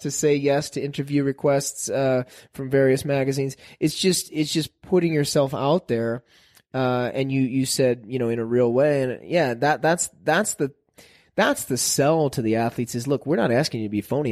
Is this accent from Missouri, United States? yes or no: yes; St. Louis, Missouri, United States; I grew up in Saint Louis, the city of Saint Louis.